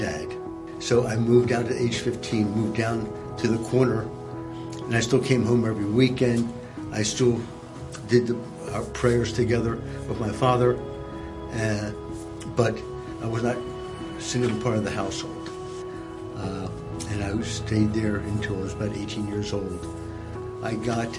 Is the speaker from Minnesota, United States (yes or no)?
no; Philadelphia, Pennsylvania, United States; born or raised there